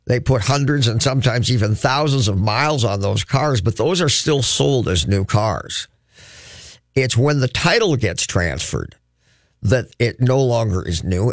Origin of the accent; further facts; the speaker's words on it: Crookston, Minnesota, United States; now in Twin Cities, United States; I'm from Crookston, where winter legitimately is six, seven months long.